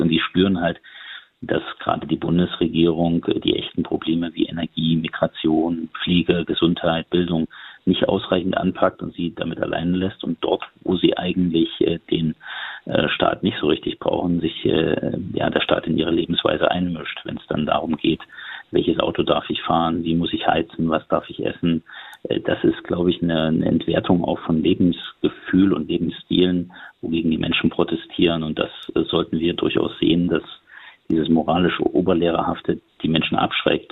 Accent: Thuringia, Germany; mein Heimatland

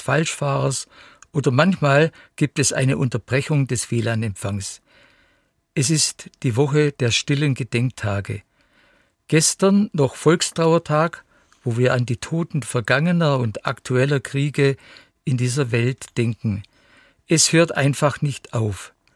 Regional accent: Saxony, Germany; bei uns in Sachsen

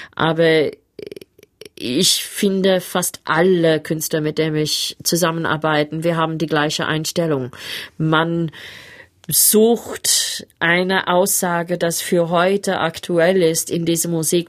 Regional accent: Sydney, New South Wales, Australia; German is a second language; moved away as an adult; also born or lived in Berlin / Cologne; ein junges Mädchen aus Manly in Sydney. Ich bin fast am Strand aufgewachsen

